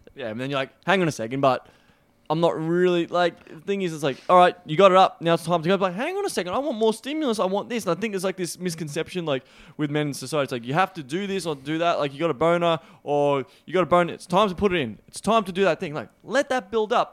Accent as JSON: {"language": "English", "country": "Australia", "accent": "Australian", "said": "my weird Australian accent"}